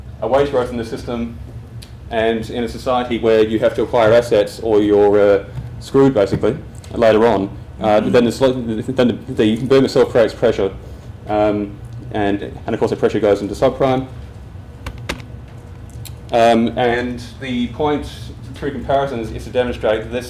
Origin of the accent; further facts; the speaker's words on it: Australia; accent: Australian; as you can hear from my accent, I'm Australian